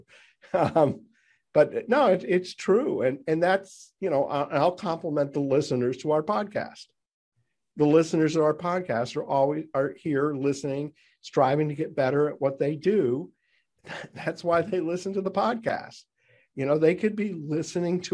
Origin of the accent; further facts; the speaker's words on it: New England, United States; we're both from New England